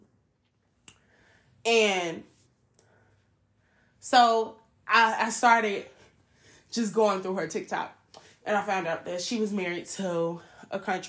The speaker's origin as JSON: {"language": "English", "town": "Chicago", "region": "Illinois", "country": "United States", "said": "I'm a city girl. Like, I'm from Chicago. But my whole family's from the South"}